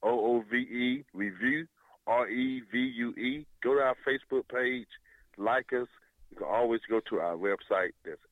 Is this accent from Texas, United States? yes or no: no; Winston-Salem, North Carolina, United States; I am original from Winston-Salem, North Carolina.